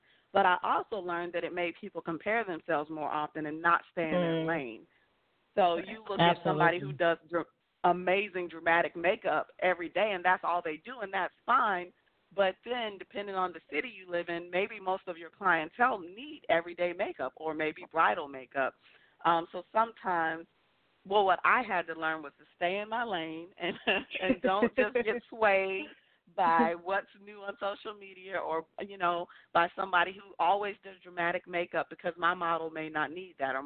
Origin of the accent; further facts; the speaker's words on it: Long Island, New York, United States; also born or lived in New Jersey; now in Charlotte, United States; I'm originally from Long Island, New York. Then I moved to New Jersey, and then now I'm in Charlotte, North Carolina.